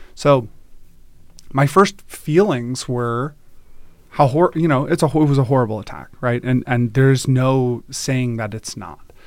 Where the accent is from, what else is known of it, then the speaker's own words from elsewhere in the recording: Durham, North Carolina, United States; moved away as an adult; also born or lived in Virginia / Oakland, California; now in Redmond, United States; didn't grow up in Israel, grew up, um, grew up in North Carolina